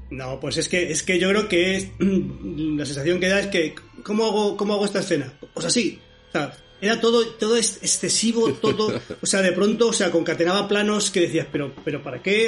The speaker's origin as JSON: {"language": "Spanish", "town": "Madrid", "region": "Community of Madrid", "country": "Spain", "also_born_or_lived": "Moratalaz, Madrid", "said": "Yo soy de Carabanchel, pero vivía en otro barrio, da igual, en Moratalaz"}